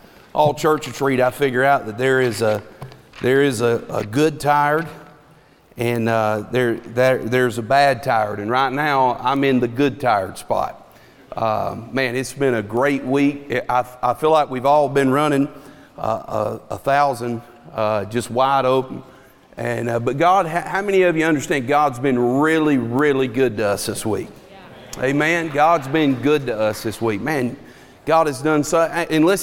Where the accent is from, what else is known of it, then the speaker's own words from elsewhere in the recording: Dallas, Georgia, United States; now in Rockmart, United States; I'm from Dallas